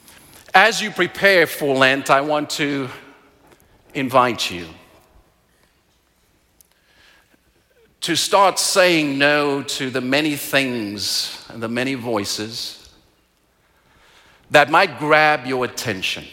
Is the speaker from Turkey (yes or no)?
no; South Africa; now in Calgary, Canada; I am from South Africa, and in South Africa, the place that I was raised, hunger is very visible.